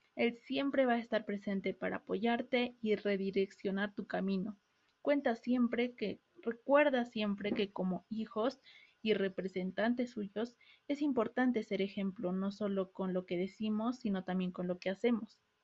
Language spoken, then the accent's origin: Spanish; Peru; El Perú, el país de donde soy